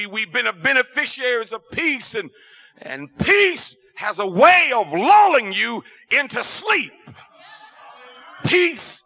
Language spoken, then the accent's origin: English; Ohio, United States; I'm from Ohio, and even growing up in Ohio, we had basement cellars